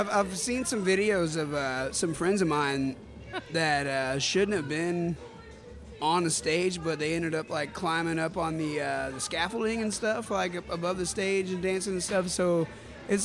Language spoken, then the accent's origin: English; Alvin, Texas, United States; also born or lived in Manvel, Texas; I grew up in Alvin